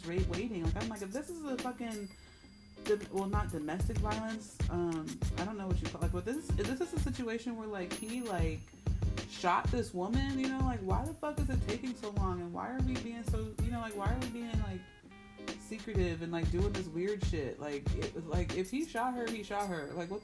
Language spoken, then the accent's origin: English; Indianapolis, Indiana, United States; one of those dancers is actually from my hometown